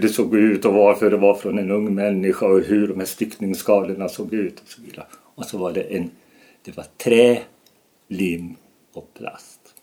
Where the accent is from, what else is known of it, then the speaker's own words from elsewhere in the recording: Falun, Dalarna County, Sweden; Falun, min hemstad, städernas stad mitt hjärtats stad